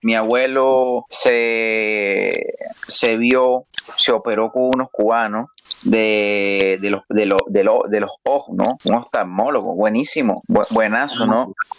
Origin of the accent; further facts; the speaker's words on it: Venezuela; yo como venezolano